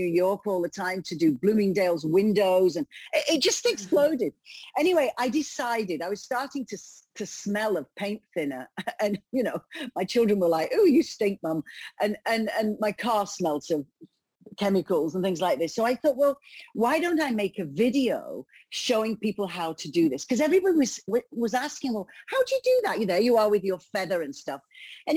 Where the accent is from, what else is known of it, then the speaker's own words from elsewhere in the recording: United Kingdom; moved away as an adult; also born or lived in London / Canada; now in Italy; I am actually British, but I had quite a few years in Canada